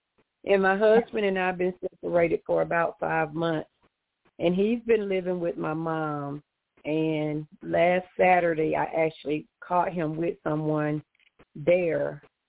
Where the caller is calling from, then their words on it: Georgia, United States; I am, Georgia.